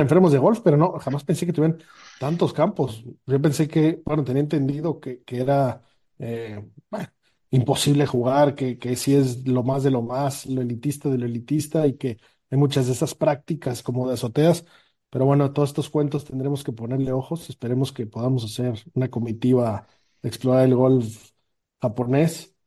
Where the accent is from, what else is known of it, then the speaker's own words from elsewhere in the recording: Mexico; de México.